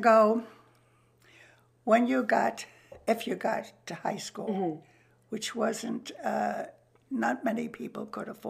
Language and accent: English; New York City, New York, United States; I grew up in Queens.